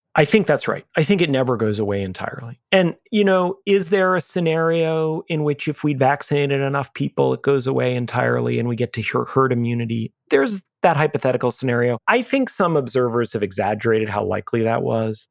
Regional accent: New York City, New York, United States; I'm a New Yorker. I'm a third generation New Yorker. I lived in New York on September eleventh, two thousand one

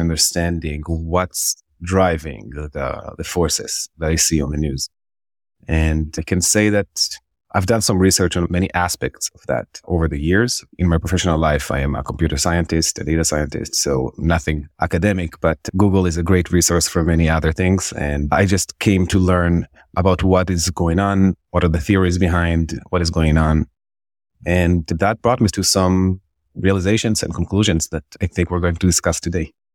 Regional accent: Israel; moved away as an adult; also born or lived in Jerusalem; now in New York, United States; I'm born and raised Israeli. Uh, I was born in Jerusalem, and I grew up in Israel

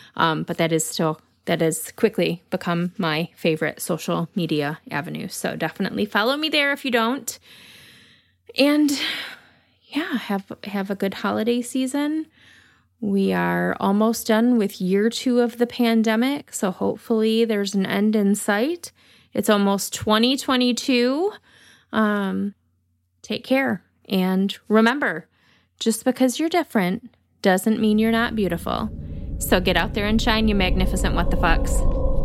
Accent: Michigan, United States; accent: Michigan; my Michigan accent

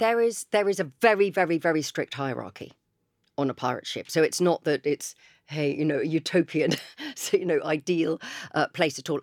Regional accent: Chichester, South East England, United Kingdom; I grew up in Chichester, I live in Chichester.

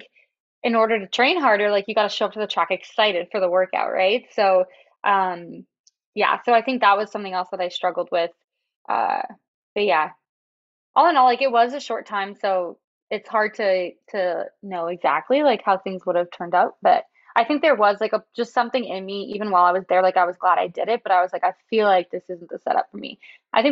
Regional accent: Toronto, Ontario, Canada; I'm from Toronto

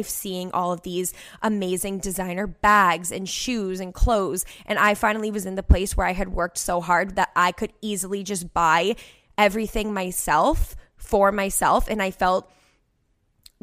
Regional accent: Cape Cod, Massachusetts, United States; I'm the girl from the Cape worked at the resort 3 years ago

